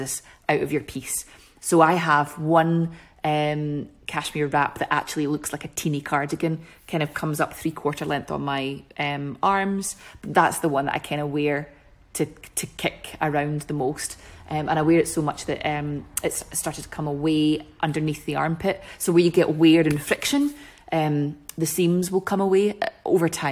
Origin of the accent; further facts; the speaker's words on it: Scotland, United Kingdom; being so Scottish